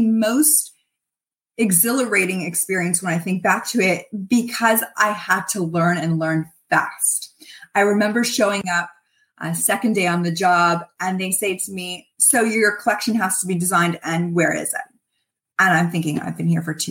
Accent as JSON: {"language": "English", "town": "Toronto", "region": "Ontario", "country": "Canada", "also_born_or_lived": "Montreal", "said": "I'm from Toronto and went to school in Montreal. And I had come back to Toronto"}